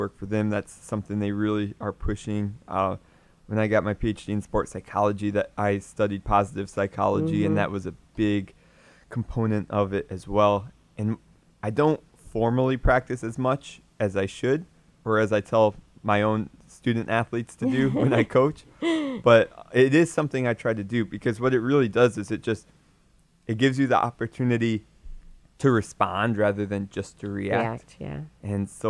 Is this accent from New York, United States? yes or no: no; Michigan, United States; I'm from Michigan, so ice hockey's popular. So I played hockey growing up